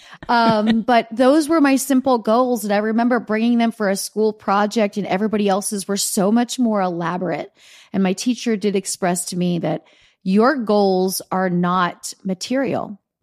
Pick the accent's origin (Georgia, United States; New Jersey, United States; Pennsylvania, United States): Pennsylvania, United States; Easton; moved away; I grew up in Easton, Pennsylvania